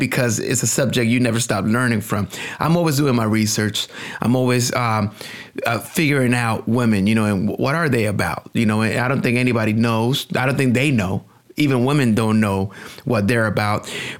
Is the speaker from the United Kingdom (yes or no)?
no; Puerto Rico; English is a second language; now in United States; when I was coming up, I came to the United States from Puerto Rico. I didn't have language skills. I didn't speak English.